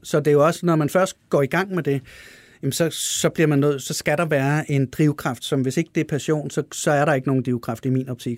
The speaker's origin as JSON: {"language": "Danish", "country": "Denmark", "said": "jeg er dansker"}